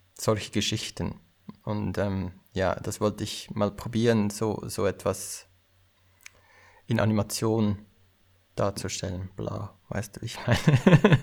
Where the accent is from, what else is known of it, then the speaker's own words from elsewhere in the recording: Aargau, Switzerland; also born or lived in Lausanne; Ich komme aus dem Kanton Aargau